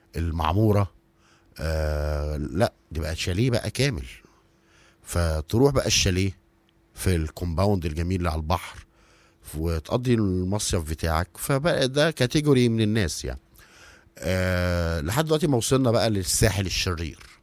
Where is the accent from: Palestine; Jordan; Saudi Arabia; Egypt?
Egypt; إحنا كمصريين